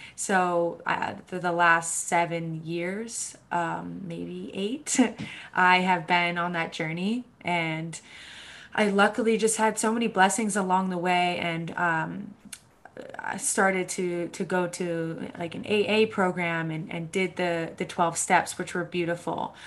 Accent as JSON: {"language": "English", "town": "Boston", "region": "Massachusetts", "country": "United States", "tie": "born or raised there", "said": "I grew up in Boston, Massachusetts"}